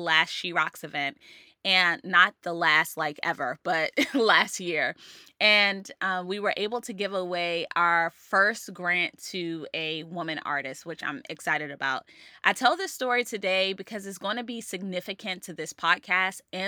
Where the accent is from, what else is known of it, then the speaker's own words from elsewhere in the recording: Maryland, United States; I've been doing an event which started in my hometown, Maryland